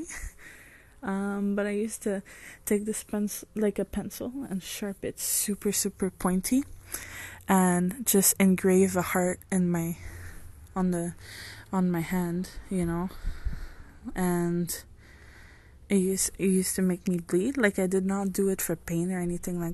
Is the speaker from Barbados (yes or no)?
no; France; moved away; I'm French.